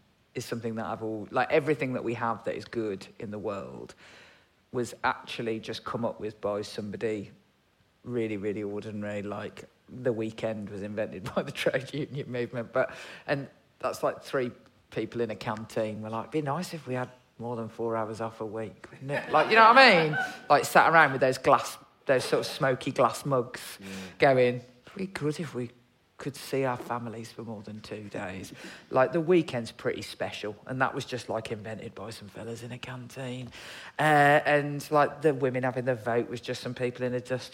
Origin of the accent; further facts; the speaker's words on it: Birmingham, West Midlands, United Kingdom; I'm from Birmingham